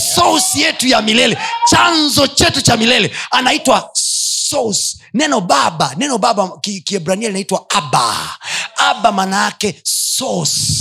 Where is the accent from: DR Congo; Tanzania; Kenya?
Tanzania; Chagga land, Kilimanjaro; kule kwetu uchagani wachaga wengi